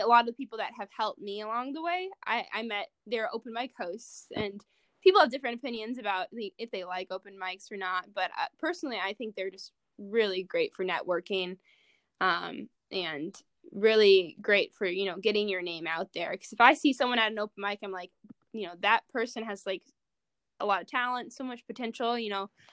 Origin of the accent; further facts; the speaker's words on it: Oswego, Illinois, United States; I'm from Oswego